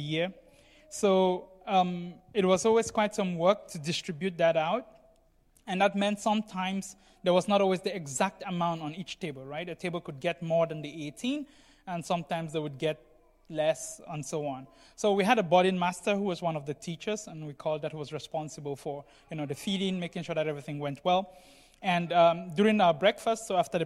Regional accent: Cameroon; moved away; I come from Cameroon, as most of you know, and I went through a boarding school there for several years

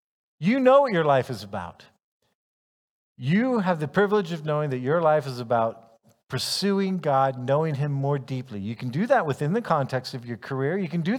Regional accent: Ghana; also born or lived in United States; I'm a American, male, white, comes from an upper middle class, probably you could say family. And yet, even though there are other people who could say that same description, on top of that, though, I lived my childhood in Ghana

